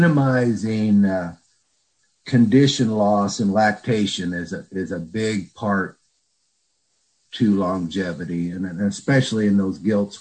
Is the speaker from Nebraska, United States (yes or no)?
yes; Nebraska, United States; I grew up in Nebraska on a family farm